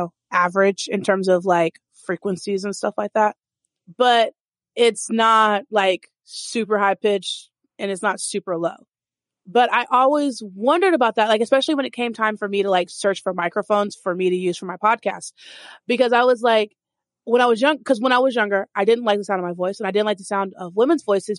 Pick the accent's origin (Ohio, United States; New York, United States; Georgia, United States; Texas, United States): Texas, United States; also born or lived in Dallas-Fort Worth / Austin; I grew up in Texas.